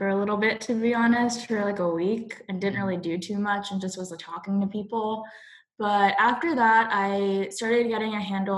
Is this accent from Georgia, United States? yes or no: no; Sugar Land, Texas, United States; also born or lived in Chicago; now in Cary, United States; where I grew up and the place that I kind of resonate most with is Sugar Land, Texas.